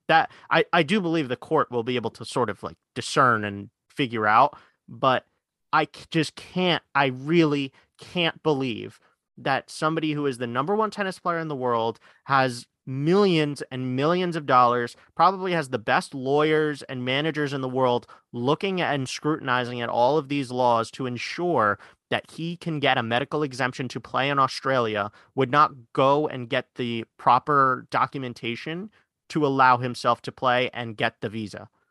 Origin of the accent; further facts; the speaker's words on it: New York City, New York, United States; we live in, we're, we're from Queens